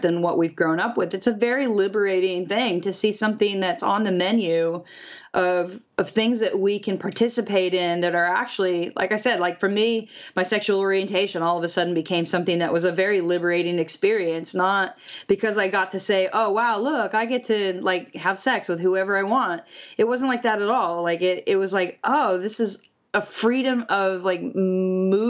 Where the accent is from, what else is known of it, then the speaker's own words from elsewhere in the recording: Kansas, United States; moved away; also born or lived in Nashville / Australia; I grew up in Kansas